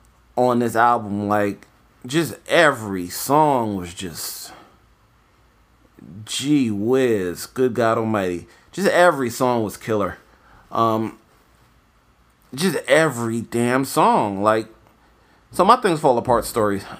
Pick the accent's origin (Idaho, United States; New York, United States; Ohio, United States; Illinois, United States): New York, United States; moved away; also born or lived in Florida; I'm from New York originally.